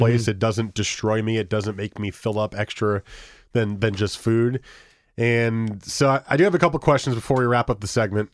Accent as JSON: {"language": "English", "region": "New Jersey", "country": "United States", "said": "we got married in New Jersey, which is where I'm from"}